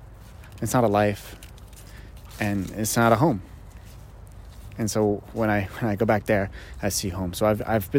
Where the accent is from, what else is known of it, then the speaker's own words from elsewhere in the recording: Greely, Ontario, Canada; I grew up in a small little town called Greeley, and it's just outside of Ottawa